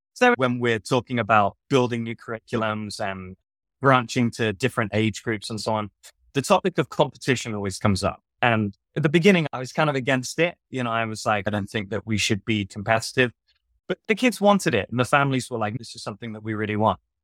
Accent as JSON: {"language": "English", "town": "Southampton", "region": "South East England", "country": "United Kingdom", "moved": "yes", "said": "I'm from Southampton in England."}